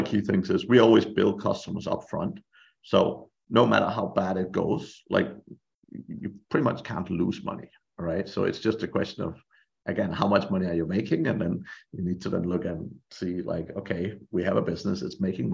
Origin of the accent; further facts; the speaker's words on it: Denmark; moved away as an adult; also born or lived in Ireland; I'm from Denmark originally, and I was working in Ireland at the time